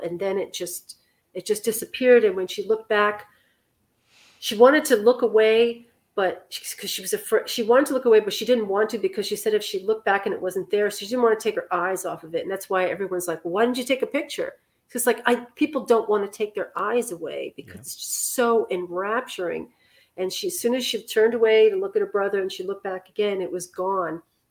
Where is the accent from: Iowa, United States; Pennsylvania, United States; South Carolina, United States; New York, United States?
New York, United States; New York City; I'm from Manhattan